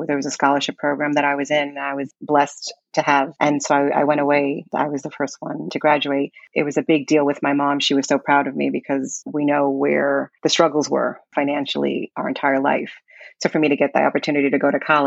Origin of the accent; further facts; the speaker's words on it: New York City, New York, United States; I'm from Brooklyn, New York, born in 1974